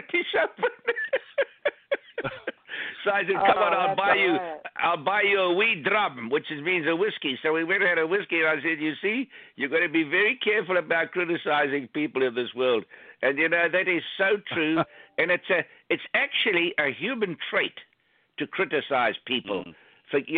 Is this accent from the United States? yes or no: no; South Africa; I'm from South Africa